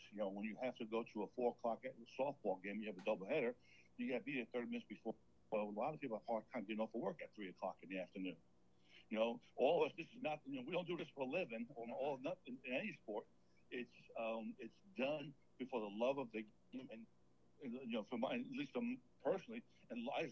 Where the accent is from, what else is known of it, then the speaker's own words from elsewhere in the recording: New York, United States; moved away as an adult; now in Enterprise, United States; I grew up in New York. I came down here with the military